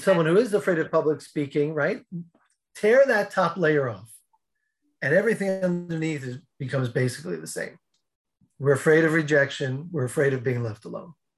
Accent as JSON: {"language": "English", "region": "outside New York City", "country": "United States", "tie": "born or raised there", "said": "I grew up outside New York City"}